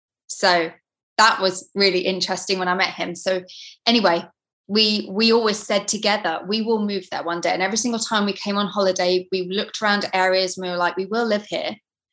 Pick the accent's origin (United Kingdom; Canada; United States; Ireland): United Kingdom; East of England; from Norfolk. My parents were in the RAF. So as kids, we traveled around to different countries.